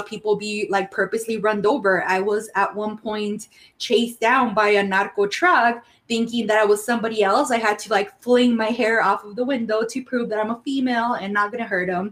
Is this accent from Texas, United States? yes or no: yes; El Paso, Texas, United States; English is a second language; also born or lived in Ciudad Juarez, Chihuahua, Mexico; She met my stepdad when I was 8 years old, and then I immigrated legally, y'all, to the United States. So I studied here. I grew up here.